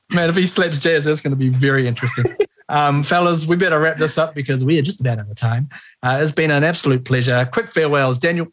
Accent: Johnsonville, Wellington, New Zealand; we're all from Johnsonville, and our local colours were blue and lighter blue

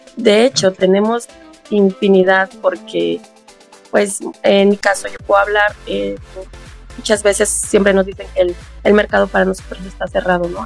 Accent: Acolma, State of Mexico, Mexico; Soy del municipio de Acolma, del pueblo de Juanala

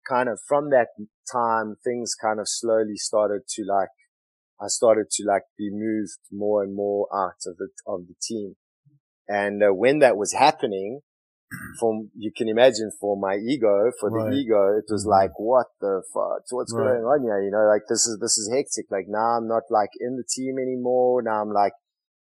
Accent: Johannesburg, Gauteng, South Africa; moved away; Johannesburg, which was like my hometown

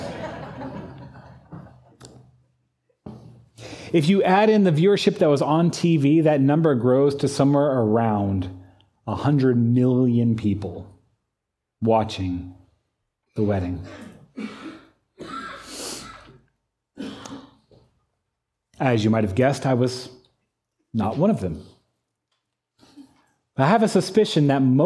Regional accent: United States; I'm an American

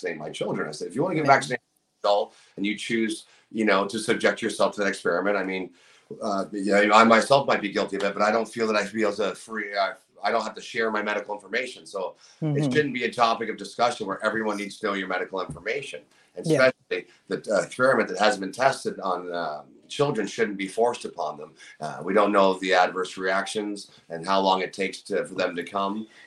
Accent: Niagara, Ontario, Canada; My hometown's pretty awesome. Niagara's a great community to be a part

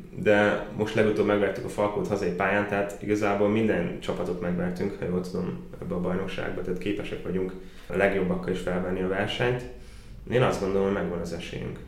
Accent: Baja, Bács-Kiskun, Hungary; moved away as an adult; now in Szolnok, Hungary; bajai vagyok

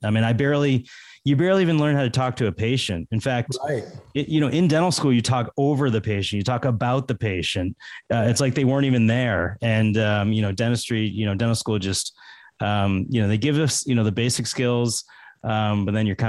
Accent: Massachusetts, United States; also born or lived in Fort Lauderdale, Florida / Metairie, Louisiana; I'm from Massachusetts.

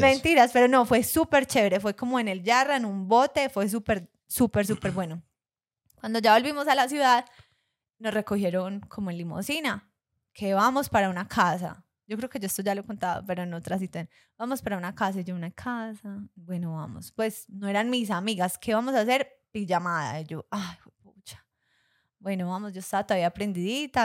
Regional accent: Colombia; yo era la colombiana y claro, ya sabemos acá todos, que los colombianos tenemos nuestra fama

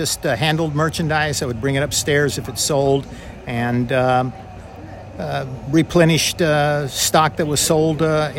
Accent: Charleston, West Virginia, United States; I was born in Charleston, West Virginia.

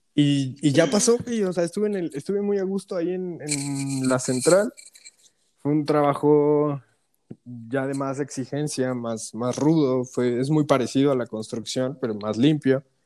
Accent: Mexico; moved away as an adult; also born or lived in Toronto, Canada; ya estoy en mi país, ¿sabes? Eh, en México

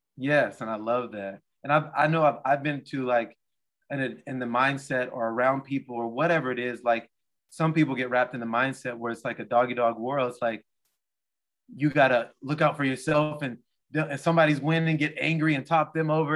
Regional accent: Portland, United States; moved away; I'm from Portland

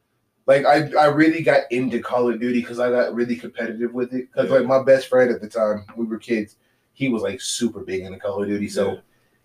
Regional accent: California, United States; Growing up in California

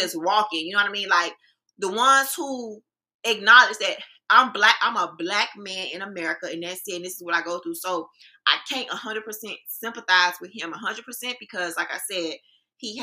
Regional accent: Miami, Florida, United States; As a real Miamian who grew, born and raised in Liberty City

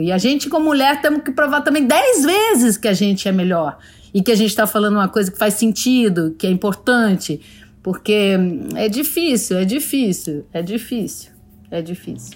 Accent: Brazil; eu sou brasileira

